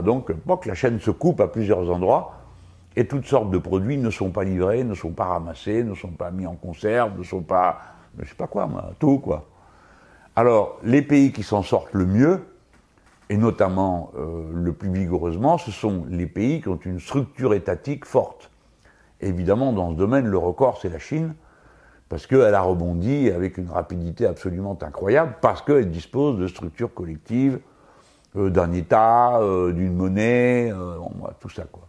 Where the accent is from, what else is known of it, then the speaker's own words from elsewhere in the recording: France; Nous autres Français